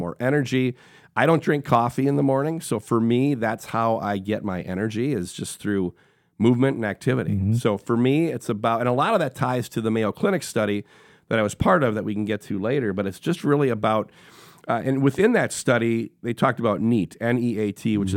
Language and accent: English; Sheboygan, Wisconsin, United States; Born and raised in Sheboygan, Wisconsin, a small town halfway between Milwaukee and Green Bay on Lake Michigan